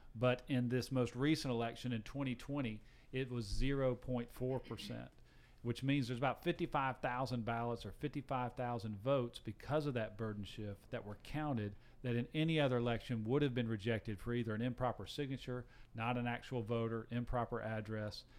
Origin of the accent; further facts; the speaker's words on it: Gainesville, Georgia, United States; also born or lived in Alpharetta, Georgia; I'm a sixth generation Georgian. I grew up in Gainesville, Georgia, the poultry capital of the world.